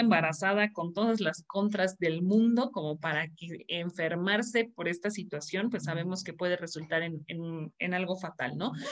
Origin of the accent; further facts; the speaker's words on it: Mexico; para mí como, como como mexicana